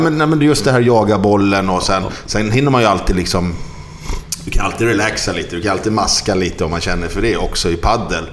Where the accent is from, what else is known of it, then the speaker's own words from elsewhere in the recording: Stockholm, Stockholm County, Sweden; moved away as an adult; now in Gothenburg, Sweden; jag är stockholmare